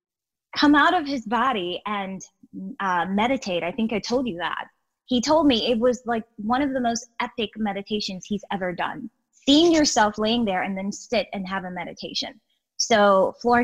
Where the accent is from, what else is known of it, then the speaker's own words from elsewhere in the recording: Guyana; I'm from South America, I was born in Guyana.